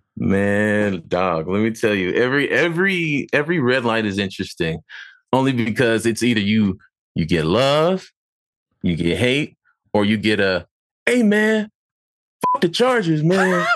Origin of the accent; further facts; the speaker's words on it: San Diego, California, United States; moved away as an adult; now in Los Angeles, United States; I'm from Dago, born and raised, uh, you know, now living in L